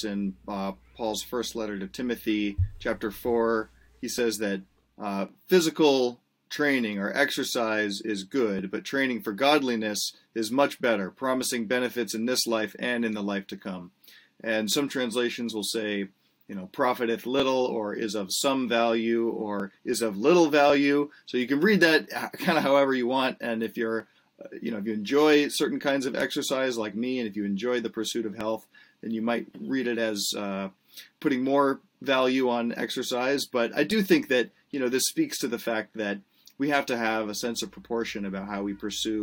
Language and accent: English; Marin County, California, United States; growing up in Marin County